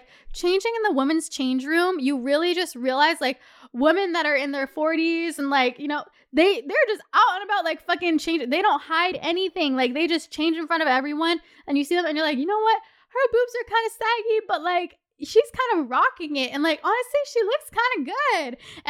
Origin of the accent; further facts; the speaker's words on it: Toronto, Ontario, Canada; Also, we are from Toronto.